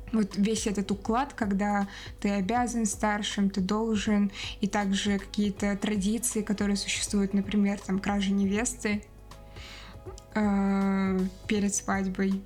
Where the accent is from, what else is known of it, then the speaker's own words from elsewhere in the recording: Moscow, Russia; я выросла там в Москве, да, с детства была э, на родине там